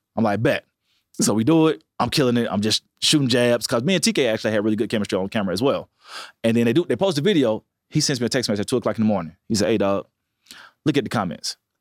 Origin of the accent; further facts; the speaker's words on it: Montgomery, Alabama, United States; I said, Montgomery.